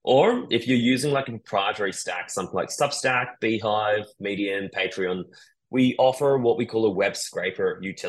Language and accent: English; New Zealand; So a little bit about me. I grew up in New Zealand, and I was always madly obsessed about the media.